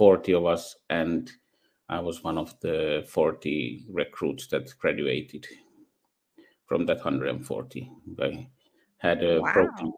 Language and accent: English; Finland; English is a second language; also born or lived in Netherlands / Spain; I grew up there, went to schools there, and did my BSc in computer science in Finland